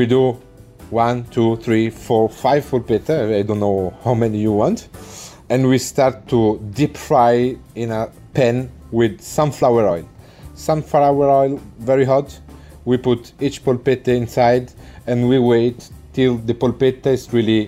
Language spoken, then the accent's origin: English; Italy; now in United Kingdom; I come from Italy